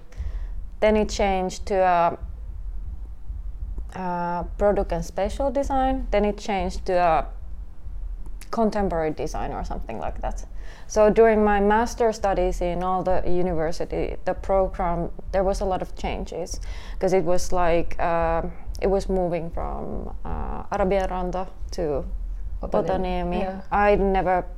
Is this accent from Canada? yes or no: no; Helsinki, Uusimaa, Finland; born and raised in Helsinki